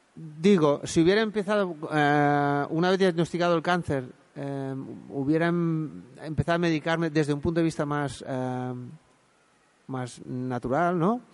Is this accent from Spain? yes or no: yes; Spain; en Montanui, de donde yo soy